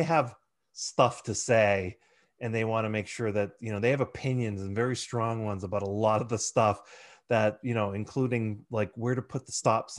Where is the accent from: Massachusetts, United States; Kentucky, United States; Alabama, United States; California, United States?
Massachusetts, United States; Haverhill; I grew up the street in Haverhill, so I'm a Merrimack mm-hmm. Valley person.